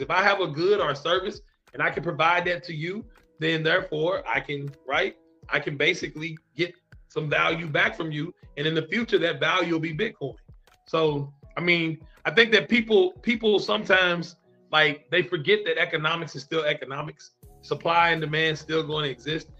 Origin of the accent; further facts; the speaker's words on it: Kentucky, United States; I am from Kentucky in the United States of America. So that is that is my state.